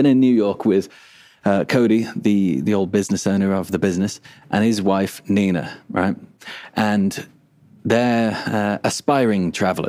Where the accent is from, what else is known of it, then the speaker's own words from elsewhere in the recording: England, United Kingdom; moved away; also born or lived in Australia; I am English